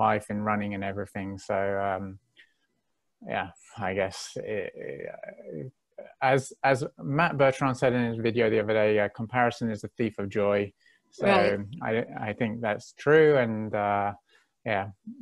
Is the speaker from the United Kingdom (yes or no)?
yes; England, United Kingdom; I'm from England, from Great Britain, and there's a lot of team sports, you know, rugby, cricket, football. And so I grew up doing a lot of them